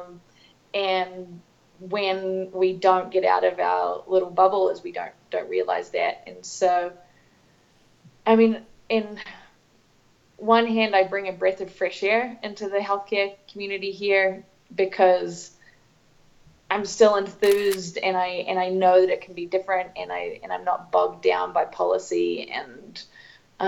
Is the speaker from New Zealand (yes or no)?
yes; New Zealand; also born or lived in Cambodia / North East England; now in Denver, United States; growing up in New Zealand